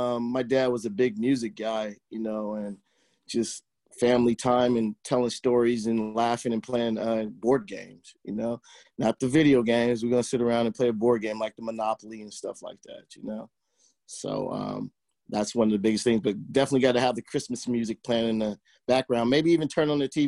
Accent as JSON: {"language": "English", "town": "Oakland", "region": "California", "country": "United States", "tie": "born or raised there", "also_born_or_lived": "Pleasant Hill, California", "said": "I grew up in Oakland"}